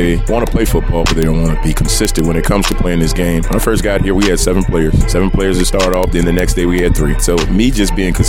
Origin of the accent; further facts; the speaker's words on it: Chicago, Illinois, United States; also born or lived in Missouri; I grew up in Ida B. Wells